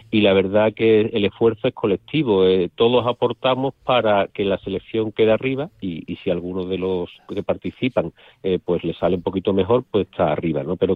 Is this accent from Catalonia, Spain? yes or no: no; Valladolid, Castile and León, Spain; accent: Sevillian; now in Seville, Spain; Pues sí, llevo más de 50 años, con lo cual ya me queda poco de, de las S vallisoletanas, ¿no?